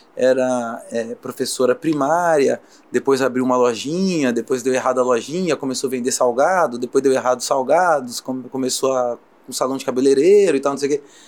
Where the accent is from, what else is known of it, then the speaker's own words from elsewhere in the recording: Osasco, São Paulo, Brazil; eu vim da periferia de Osasco, né, na Grande São Paulo